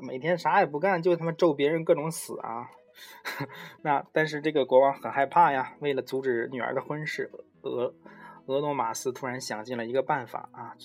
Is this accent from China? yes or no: yes; China; 我们中国人都觉得很奇怪